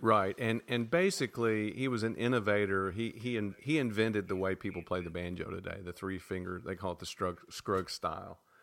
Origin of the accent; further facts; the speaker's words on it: Nashville, Tennessee, United States; we grew up in Nashville